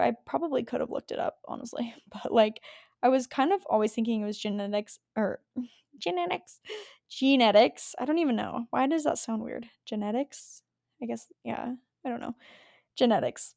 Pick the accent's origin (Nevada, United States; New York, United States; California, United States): Nevada, United States; Las Vegas; I grew up in Vegas, so it was hot